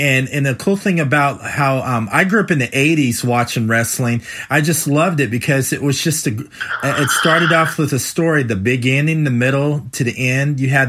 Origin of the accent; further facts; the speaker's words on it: California, United States; I grew up in California